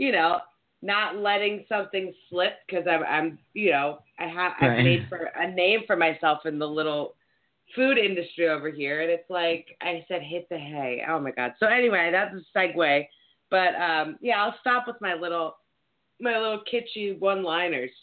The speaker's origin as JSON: {"language": "English", "region": "East Coast", "country": "United States", "said": "we're from the East Coast."}